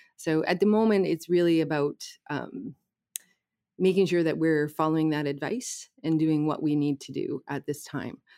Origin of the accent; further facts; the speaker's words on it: Canada; now in Burnaby, Canada; I'm from the Soto First